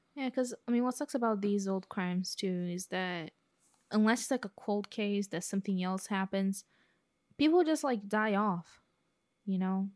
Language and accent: English; Brazil; accent: Brazilian; my Brazilian accent